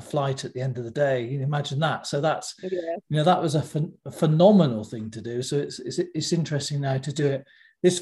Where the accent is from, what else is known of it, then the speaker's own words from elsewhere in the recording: West Country, South West England, United Kingdom; I come from the West Country in England, and we don't talk that fast at all.